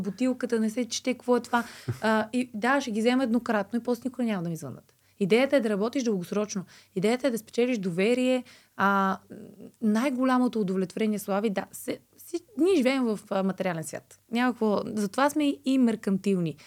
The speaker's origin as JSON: {"language": "Bulgarian", "town": "Blagoevgrad", "region": "Blagoevgrad Province", "country": "Bulgaria", "tie": "born or raised there", "said": "Нося и поздрави от Благоевград, от моя роден край"}